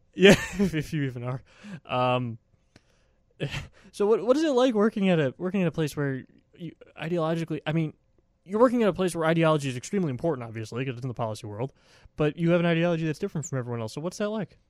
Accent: Milwaukee, Wisconsin, United States; now in Washington, D.C. area, United States; I'm from Wisconsin, in Milwaukee

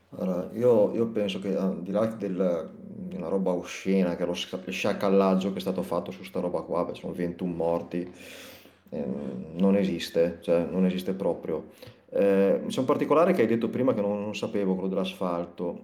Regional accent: Liguria, Italy; sono ligure

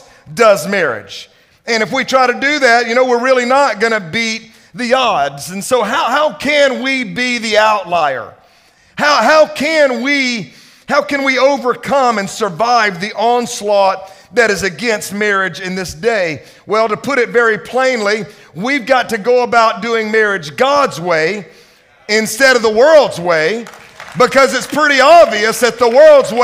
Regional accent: Mississippi, United States; now in Dallas, United States; I'm from Mississippi

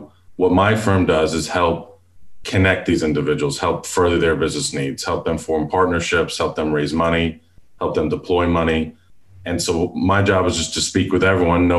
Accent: Long Island, New York, United States; now in Houston, United States; I live in Houston, Texas. I was born and raised in Long Island, New York

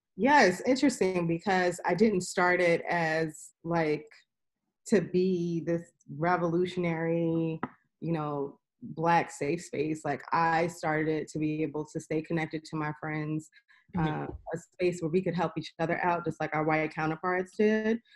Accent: New York City, New York, United States; also born or lived in Harlem, New York; I am from New York, born and raised in Queens

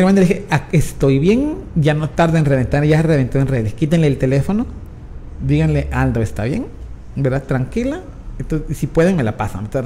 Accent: Guatemala; entre nosotros como guatemaltecos

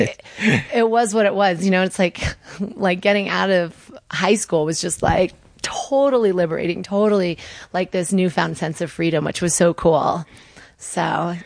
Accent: Connecticut, United States; moved away as an adult; I grew up in Connecticut

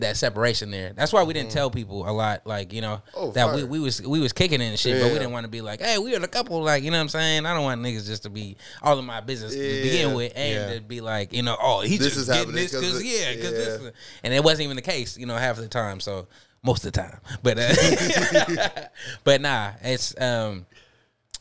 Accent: Seattle, Washington, United States; I'm from Franklin

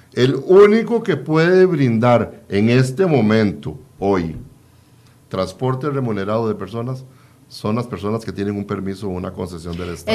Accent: Costa Rica; como costarricenses

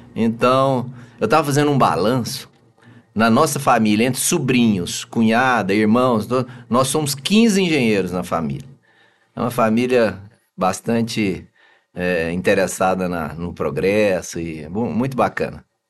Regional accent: Anápolis, Goiás, Brazil; also born or lived in Araguari, Minas Gerais; eu sou de Anápolis

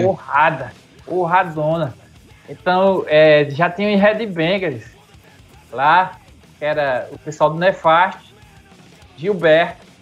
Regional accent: Campina Grande, Paraíba, Brazil; also born or lived in Monteiro, Paraíba; eu nasci em Monteiro, na Paraíba. Fui para Campina Grande, eu acho com 10 anos de idade

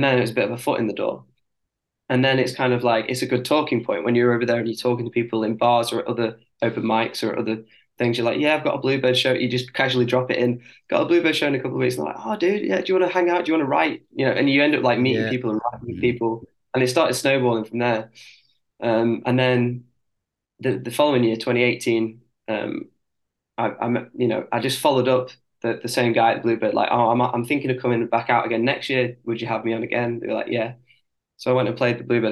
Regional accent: near Liverpool, North West England, United Kingdom; accent: northern; I'm from near Liverpool

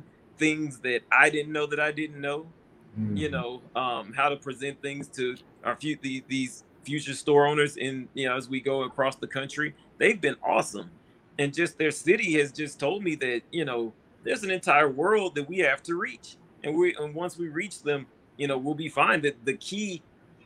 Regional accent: Houston, Texas, United States; I'm from Houston

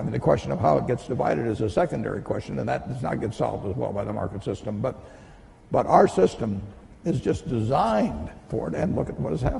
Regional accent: United States; I won the ovarian lottery when I was born in the United States in 1930.

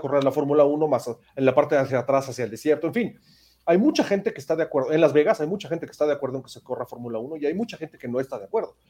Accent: Mexico; como mexicano

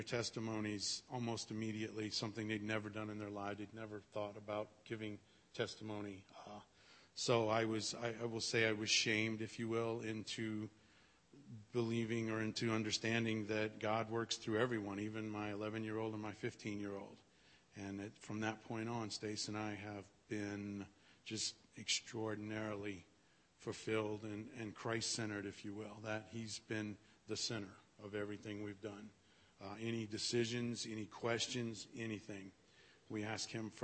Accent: Louisiana, United States; moved away as an adult; now in Nebraska, United States; We moved into Nebraska from Louisiana. I was born and raised there

